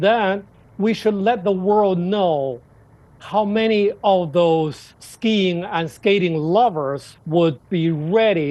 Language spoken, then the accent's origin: English; Beijing, China; I am from northern China. I'm from Beijing